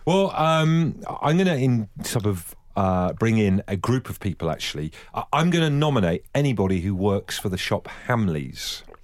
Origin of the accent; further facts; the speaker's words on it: near Buckfast, Devon, South West England, United Kingdom; I grew up near Buckfast in Devon, Buckfast Abbey